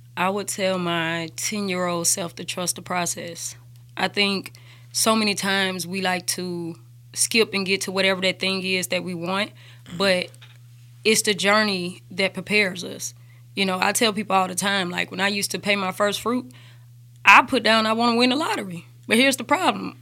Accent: Birmingham, Alabama, United States; also born or lived in Hampton, Virginia / Mississippi; I grew up in Woodlawn

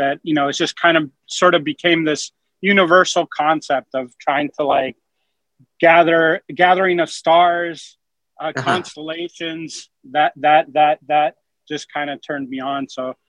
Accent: Alaska, United States; I was born in Alaska

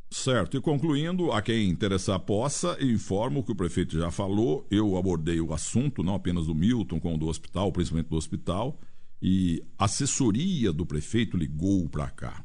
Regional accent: Muzambinho, Minas Gerais, Brazil; moved away; musambienses, que é a minha cidade pequenininha lá

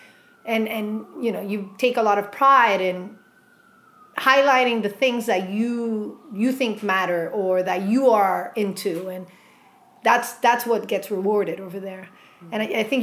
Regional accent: Montreal, Quebec, Canada; also born or lived in Basque Country, Spain; at around the age of 3 or 4, my parents immigrated to Montreal. And so I grew up in Quebec, Canada.

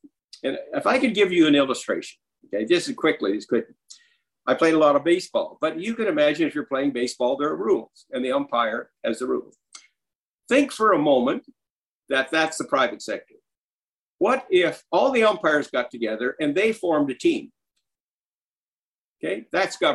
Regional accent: Saskatchewan, Canada; also born or lived in Ohio, United States

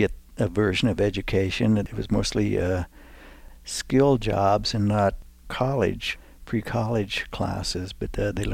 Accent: Lawrence, Kansas, United States; where I was born in Lawrence there

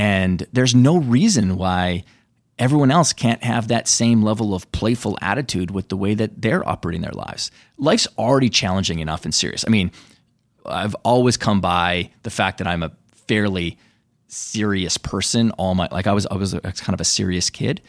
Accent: Canada; where I grew up in Canada, rich with Native American history

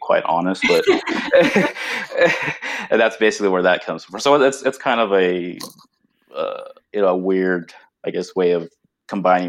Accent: Southern California, United States; also born or lived in Arizona; I was born and raised in Southern California

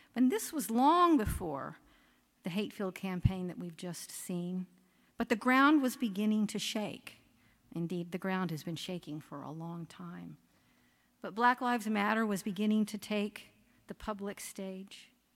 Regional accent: Oklahoma, United States; moved away; I grew up in Oklahoma

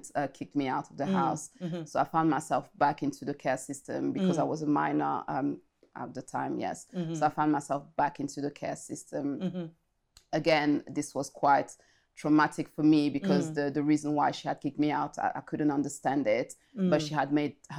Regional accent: France; also born or lived in Congo; I was born in France, but then I went to Congo at the age of five, if I recall it correctly. Stayed in Congo for almost, I think, 3 years

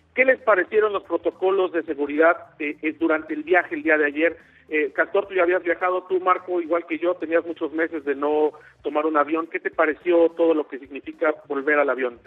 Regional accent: Mexico; somos los mexicanos

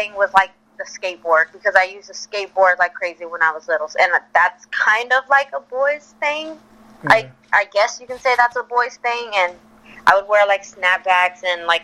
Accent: Houston, Texas, United States; I'm born and raised here from Houston

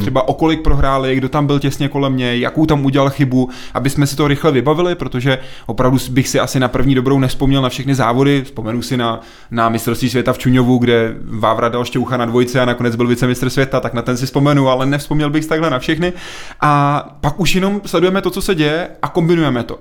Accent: České Budějovice, South Bohemian Region, Czechia; já jsem z Budějc

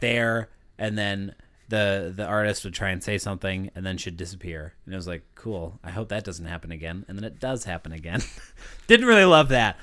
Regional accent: United States; I'm American

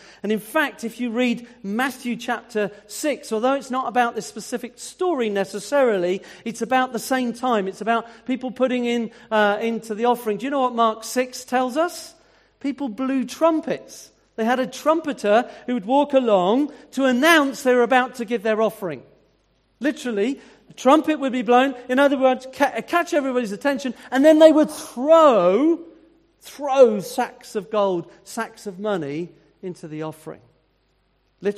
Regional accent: United Kingdom; as a British person

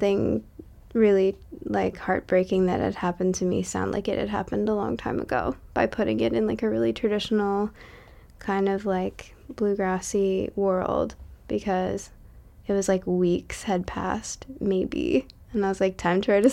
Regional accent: Massachusetts, United States; I grew up in Massachusetts

